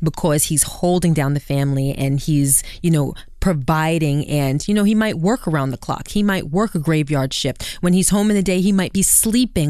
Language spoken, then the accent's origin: English; New York City, New York, United States; growing up in Brooklyn